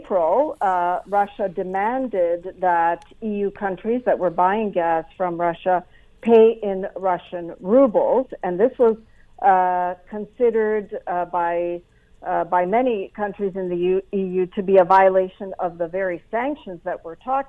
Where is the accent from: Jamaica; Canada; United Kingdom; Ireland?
Canada; for me as a Canadian